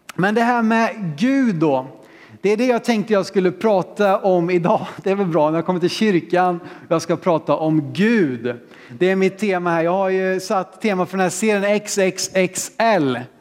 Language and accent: Swedish; Sweden; vi som vet hur det ska gå till här hemma i Sverige